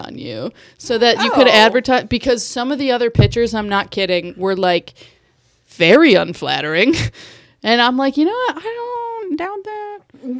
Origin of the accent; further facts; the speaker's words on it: Michigan, United States; moved away; I'm from Michigan.